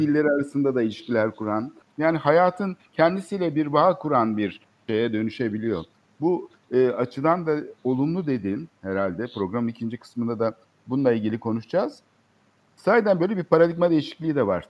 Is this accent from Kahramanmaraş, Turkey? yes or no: no; Istanbul, Turkey; Biz çocukluğumuzdan evet. beri İstanbul'da